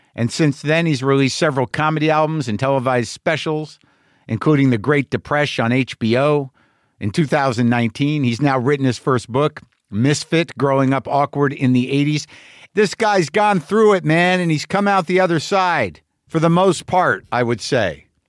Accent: Albuquerque, New Mexico, United States; moved away; Albuquerque, New Mexico for one show on November eleventh, my hometown

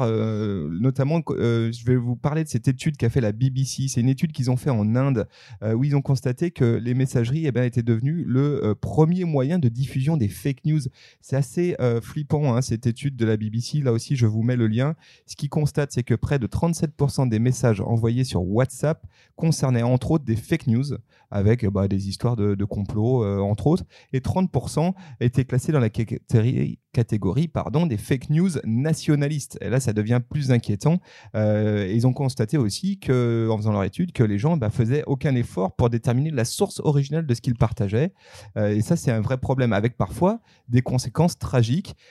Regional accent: France; chez nous en France

